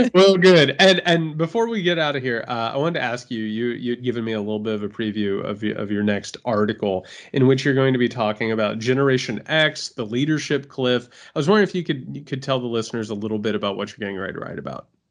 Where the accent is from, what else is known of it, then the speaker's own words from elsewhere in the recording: Indiana, United States; moved away; I'm from Indiana